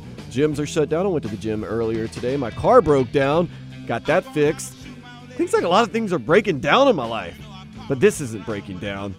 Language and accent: English; New Orleans, Louisiana, United States; I'm from New Orleans, very Cajun, but also, like most New Orleanians, there's that little bit Irish in there from the Irish Channel.